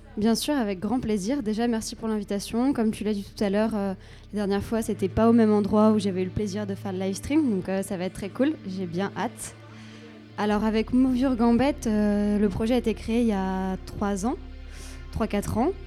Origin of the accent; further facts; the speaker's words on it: Grenoble, Auvergne-Rhône-Alpes, France; je viens de Grenoble